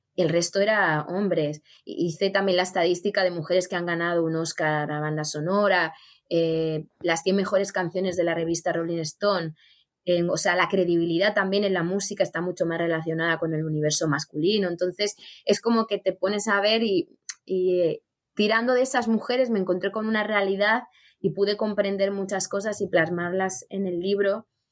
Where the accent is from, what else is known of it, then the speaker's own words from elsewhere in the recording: Spain; yo como española